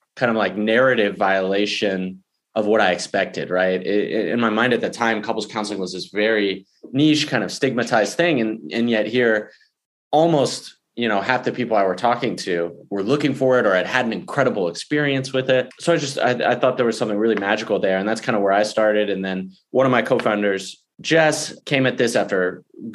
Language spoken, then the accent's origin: English; Houston, Texas, United States; I grew up in Houston and I live there now with my wife and daughter and dog